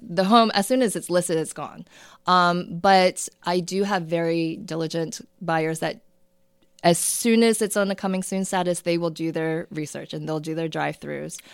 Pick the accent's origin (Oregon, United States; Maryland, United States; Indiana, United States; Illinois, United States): Maryland, United States; Towson; also born or lived in South Korea / Baltimore / Perry Hall, Maryland; now in Bel Air, United States; I grew up in the Towson, Parkville area.